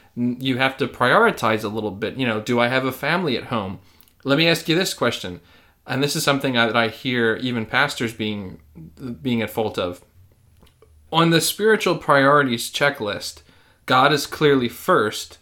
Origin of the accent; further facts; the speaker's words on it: United States; as an American